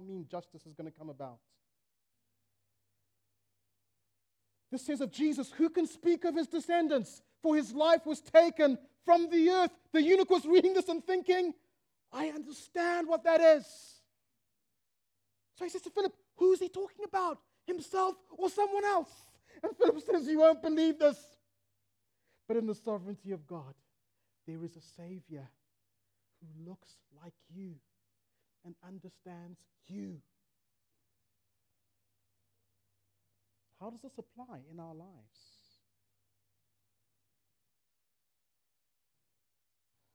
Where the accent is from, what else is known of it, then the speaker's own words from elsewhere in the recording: Zimbabwe; my homeland, Zimbabwe